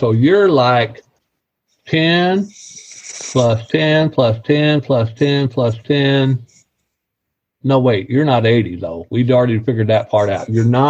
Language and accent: English; Missouri, United States; I was born and raised in Missouri. So I came with an accent. I mean, I grew up with it.